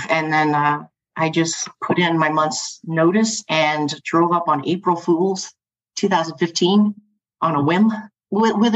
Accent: the Ozarks, Missouri, United States; moved away as an adult; now in Seattle, United States; I'm from the Ozarks

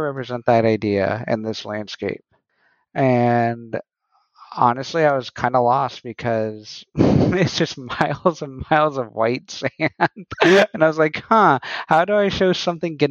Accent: New Mexico, United States; moved away; I'm originally from New Mexico.

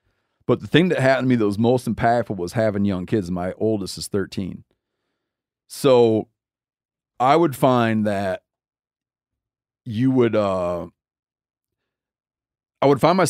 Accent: Michigan, United States; born there; well, actually I was born in Michigan.

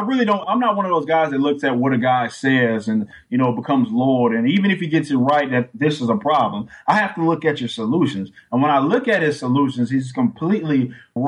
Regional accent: Texas, United States; I'm from Texas

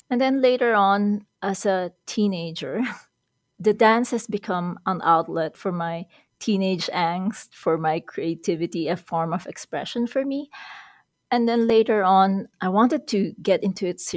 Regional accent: Quezon City, Metro Manila, Philippines; moved away as an adult; now in Edmonton, Canada; I was born in Manila, Philippines, And I grew up in Quezon City, which is the capital of the Philippines

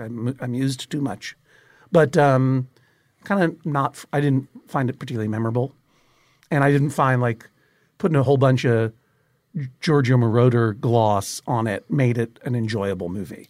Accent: Brookline, Massachusetts, United States; Angry Red Planet was a staple on Channel fifty-six afternoons when I was growing up in Brookline

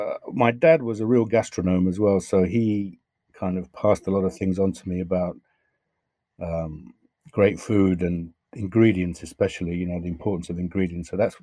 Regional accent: London, United Kingdom; accent: Southwest London; I have the accent that I have now, which is vaguely Southwest London, I guess. So that's where my accent comes. So now sometimes I get abused for being English or in various parts of the world.

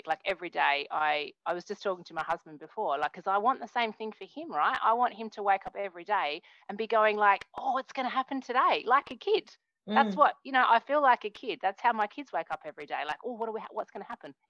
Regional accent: Australia; moved away; I'm from Australia, but I'm not in Australia at the moment.

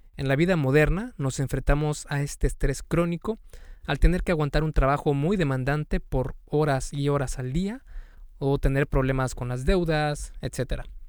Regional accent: Mexico; en México especialmente, que es de donde soy yo

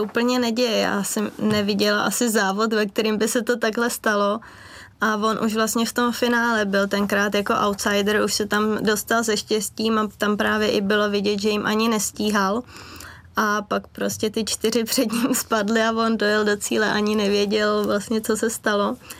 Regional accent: Benátky nad Jizerou, Central Bohemian Region, Czechia; my vlastně trénujeme v Benátkách nad Izerou, v mém rodném městě

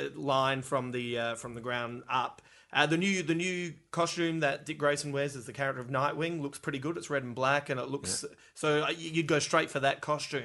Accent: Melbourne, Victoria, Australia; I'm from Melbourne.

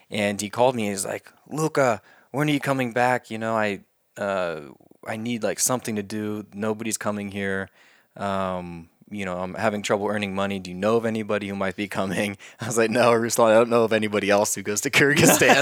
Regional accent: Oklahoma, United States; moved away; my state, which is Oklahoma, my home state.

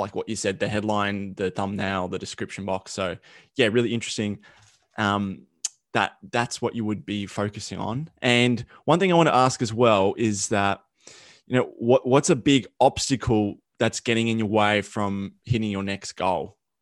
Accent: Australia; accent: thick Australian; my Australian accent, it's like super thick

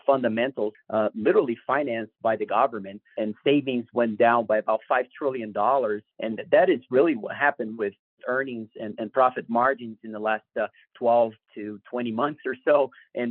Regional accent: Brazil; moved away; I come from Brazil, and I certainly have lived through inflationary environments.

